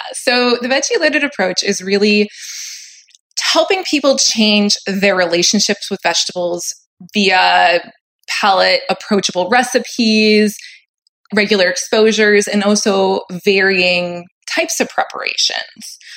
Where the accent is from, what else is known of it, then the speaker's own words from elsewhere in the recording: Maine, United States; now in Southern California, United States; I live in Southern California at the moment. But as you said, I grew up in Maine